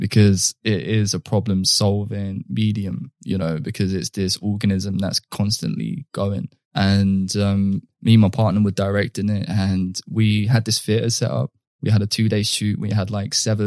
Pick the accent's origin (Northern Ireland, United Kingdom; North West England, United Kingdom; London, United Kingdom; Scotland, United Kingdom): London, United Kingdom; I come from like very laddish culture, which is almost like either the sweet mates or the rude boys, which is something that's fundamental to growing up in London in particular